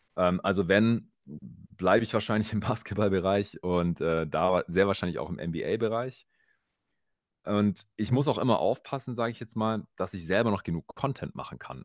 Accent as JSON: {"language": "German", "area": "Swabia", "region": "Baden-Württemberg", "country": "Germany", "accent": "Swabian", "moved": "yes", "said": "ich äh, kann gut verstecken, dass ich eigentlich aus dem Schwabeländle komme."}